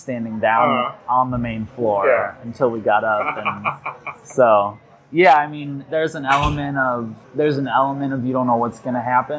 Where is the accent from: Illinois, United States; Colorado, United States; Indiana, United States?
Indiana, United States; South Bend; born or raised there; also born or lived in Bloomington, Indiana